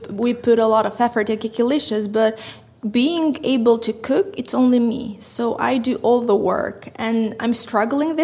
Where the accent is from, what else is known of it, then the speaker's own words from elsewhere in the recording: Tirana, Tirana County, Albania; I'm from Tirana, Albania, 23 years old